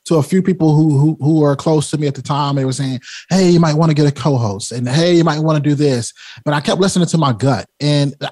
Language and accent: English; Rocky Mount, North Carolina, United States; I come from Rocky Mount, North Carolina